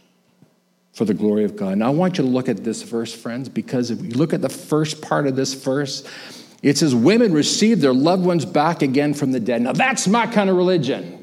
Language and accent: English; Canada; I was born in Canada